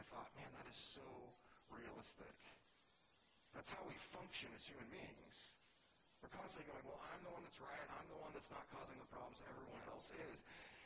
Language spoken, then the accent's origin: English; Southern California, United States; I'm from Southern California